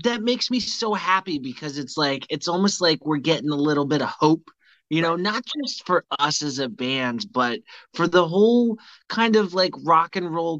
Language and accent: English; Vermont, United States; now in Charleston, United States; I'm from Vermont